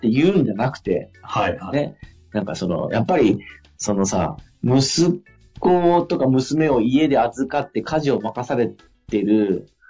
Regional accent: Fukui, Japan; moved away; 福井県の僕の地元の、あの、田舎の方の地方がある

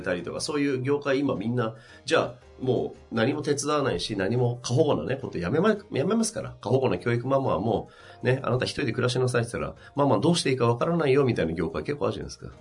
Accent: Tsubame-Sanjo, Niigata, Japan; 僕のふるさとの新潟県燕三条

